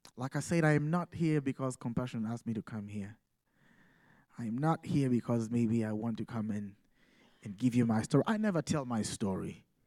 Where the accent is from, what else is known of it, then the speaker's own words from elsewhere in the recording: Uganda; moved away as an adult; now in Massachusetts, United States; I come from Uganda